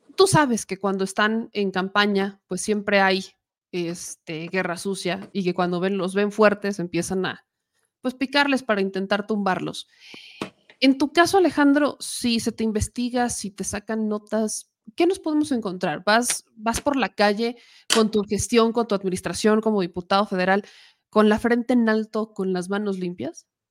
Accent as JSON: {"language": "Spanish", "region": "Puebla", "country": "Mexico", "accent": "Poblano", "moved": "yes", "said": "soy poblana"}